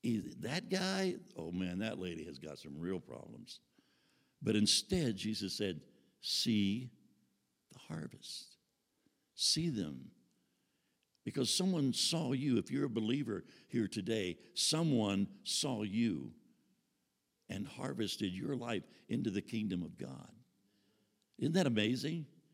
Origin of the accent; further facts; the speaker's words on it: Houston, Texas, United States; living in the South, living in Houston, Texas, and growing up in Southern churches